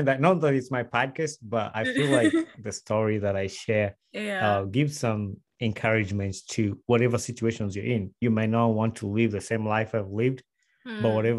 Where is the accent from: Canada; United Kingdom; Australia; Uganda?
Uganda; Wakiso, Central Region; moved away as an adult; now in United States; I was born and raised in Uganda, in Wakiso district. Actually, I grew up in Wakiso Town Council.